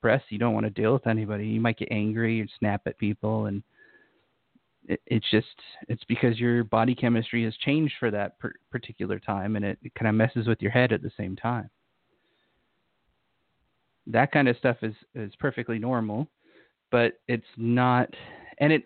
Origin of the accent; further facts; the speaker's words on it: Utah, United States; moved away; I used to live in Utah. I grew up in Utah